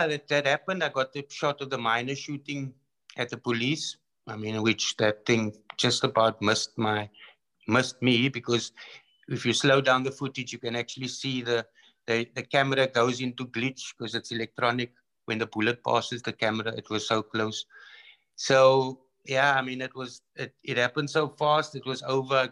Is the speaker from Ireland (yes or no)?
no; Cape Town, Western Cape, South Africa; moved away as an adult; also born or lived in Iraq / Congo; I went from Athlone hostile environment to Iraq hostile environment to Congo hostile environment